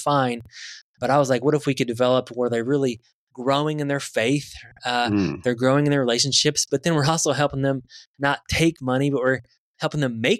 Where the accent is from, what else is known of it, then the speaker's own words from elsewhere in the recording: Midwest, Indiana, United States; I'm from Indiana Midwest